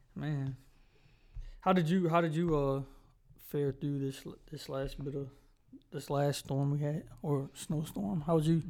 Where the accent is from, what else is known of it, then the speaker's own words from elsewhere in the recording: Charlotte, North Carolina, United States; I do not feel like I'm from Charlotte